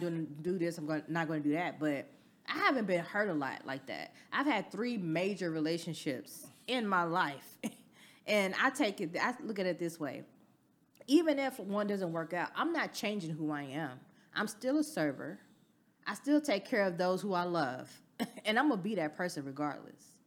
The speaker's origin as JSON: {"language": "English", "region": "the South", "country": "United States", "said": "I'm from the South"}